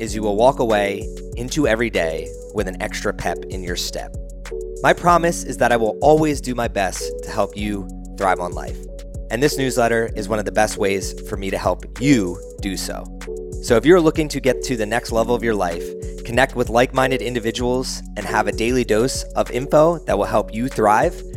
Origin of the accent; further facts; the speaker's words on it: New Jersey, United States; I'm from Jersey